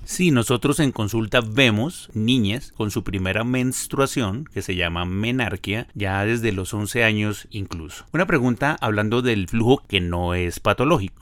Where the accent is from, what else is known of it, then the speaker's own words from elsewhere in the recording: Ibagué, Tolima, Colombia; moved away; la ciudad de Ibagué, donde yo nací. Yo soy oriundo del Tolima.